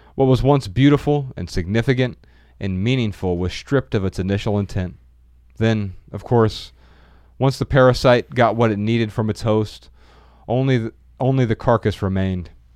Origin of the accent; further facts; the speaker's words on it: Dayton, Ohio, United States; moved away; a recent trip back to my hometown in twenty nineteen